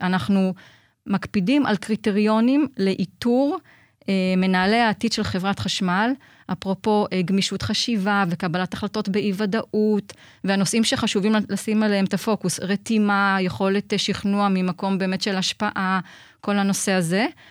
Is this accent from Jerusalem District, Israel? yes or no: no; Haifa, Haifa District, Israel; also born or lived in Nigeria; אני חיפאית אה, כל חיי, אה, חוץ מארבע שנים בילדות שבהן גדלתי בניגריה.